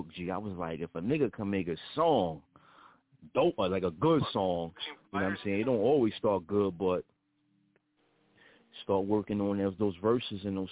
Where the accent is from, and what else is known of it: Middletown, New York, United States; born or raised there